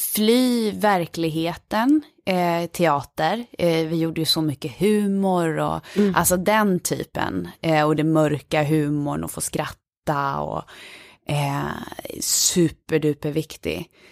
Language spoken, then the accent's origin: Swedish; Falun, Dalarna County, Sweden; moved away; jag är från Falun. Ja, så jag är uppvuxen i den här lilla staden Falun